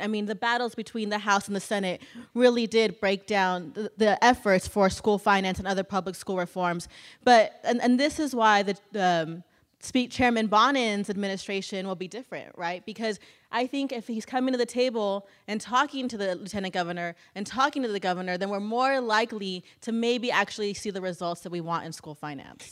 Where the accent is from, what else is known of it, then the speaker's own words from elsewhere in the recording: Clinton, Texas, United States; my hometown of Clinton, Texas